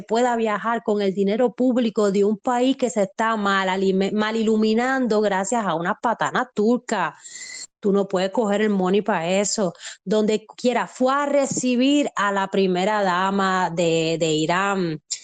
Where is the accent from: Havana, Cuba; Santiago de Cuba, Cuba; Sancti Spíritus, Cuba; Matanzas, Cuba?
Santiago de Cuba, Cuba; yo vengo de Santiago de Cuba